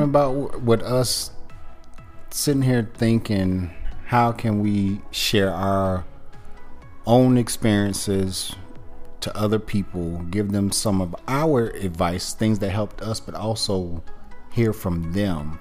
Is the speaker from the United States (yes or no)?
yes; Gastonia, North Carolina, United States; originally from Gastonia